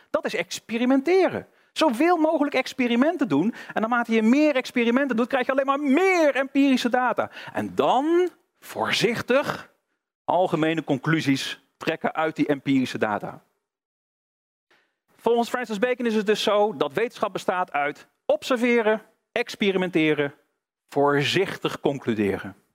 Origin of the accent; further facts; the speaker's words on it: North Brabant, Netherlands; Ik kom uit Brabant, dus ik, ik hou het even bij gewoon biljart.